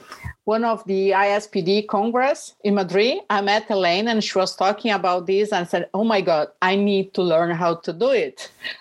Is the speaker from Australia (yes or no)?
no; Brazil; I'm a nurse from Brazil